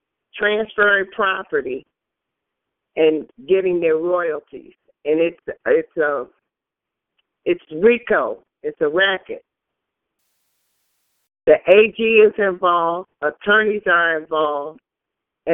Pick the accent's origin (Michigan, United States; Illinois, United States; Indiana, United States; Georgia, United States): Michigan, United States; also born or lived in California; I'm from Michigan